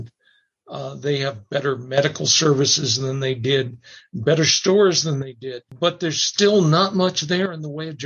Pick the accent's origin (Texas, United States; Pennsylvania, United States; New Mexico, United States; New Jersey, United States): New Mexico, United States; Dulce; my hometown, Dulce